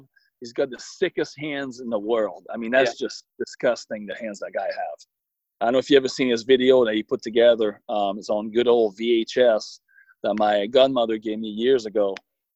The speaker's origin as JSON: {"language": "English", "town": "Rivière-du-Loup", "region": "Quebec", "country": "Canada", "tie": "born or raised there", "second_language": "English", "moved": "yes", "said": "my hometown, Rivière du Loup"}